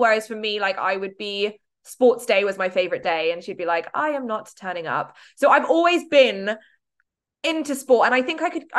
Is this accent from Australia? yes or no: no; Dubai, United Arab Emirates; I grew up in the Middle East in Dubai